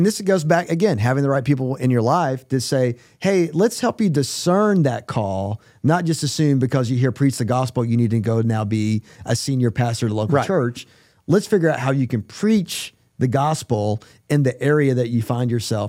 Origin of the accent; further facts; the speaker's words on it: North Carolina, United States; moved away; you guys know I'm from North Carolina.